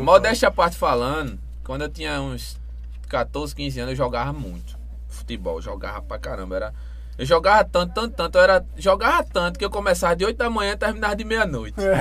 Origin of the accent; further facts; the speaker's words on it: Goiana, Pernambuco, Brazil; eu sou de Goiânia